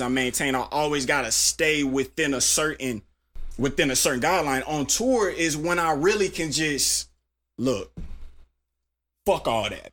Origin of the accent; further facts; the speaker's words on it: Tulsa, Oklahoma, United States; I'm from Tulsa, Oklahoma.